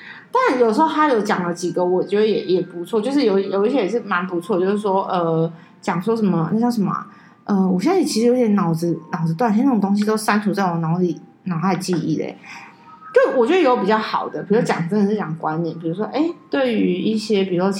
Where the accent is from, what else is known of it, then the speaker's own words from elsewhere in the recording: Taiwan; 可是我台湾人还怎么样？